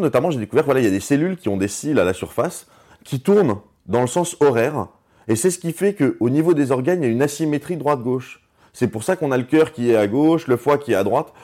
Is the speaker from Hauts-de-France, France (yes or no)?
no; Strasbourg, Grand Est, France; on vient tous les deux de Strasbourg. On, était, on était dans la même, on était dans la même classe, dans la, maternelle.